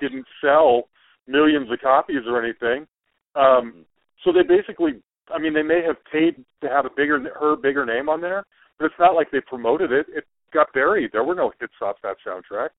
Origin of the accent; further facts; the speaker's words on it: Salt Lake City, Utah, United States; I grew up in Salt Lake City.